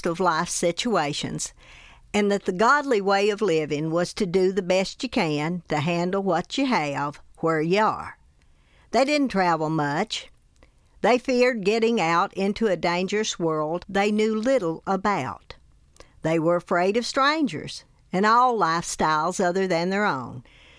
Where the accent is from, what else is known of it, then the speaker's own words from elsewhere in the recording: Tennessee, United States; I grew up in Hancock County in Upper East Tennessee in the foothills of the Smoky Mountains.